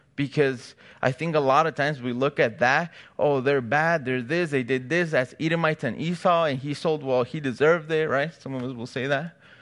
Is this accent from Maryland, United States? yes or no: no; Chicago, Illinois, United States; now in California, United States; me and my wife, we're from Chicago, so we don't have family out here